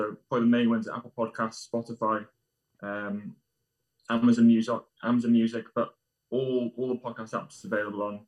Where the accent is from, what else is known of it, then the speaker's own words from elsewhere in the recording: Wales, United Kingdom; I'm Welsh myself